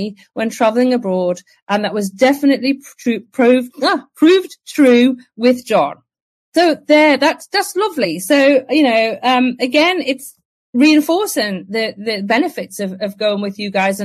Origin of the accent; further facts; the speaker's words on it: England, United Kingdom; I'm English